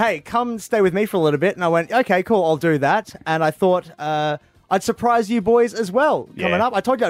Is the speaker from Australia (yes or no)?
yes; Adelaide, South Australia, Australia; I'm from Adelaide.